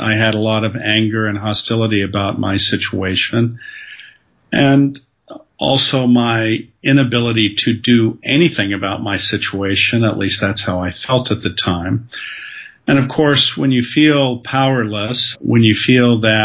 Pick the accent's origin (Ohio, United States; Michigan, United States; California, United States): California, United States; Southern; My background is that I grew up in Southern California